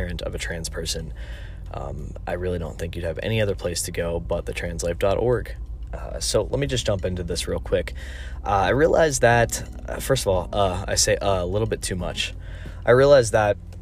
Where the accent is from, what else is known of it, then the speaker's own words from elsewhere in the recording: North Carolina, United States; I'm from North Carolina